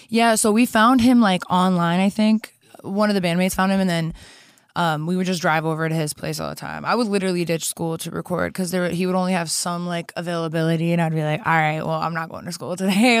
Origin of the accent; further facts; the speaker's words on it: Streamwood, Illinois, United States; moved away as an adult; also born or lived in Germany / Kosovo / Chicago; now in Los Angeles, United States; I was raised in Chicago since I was, like, five years old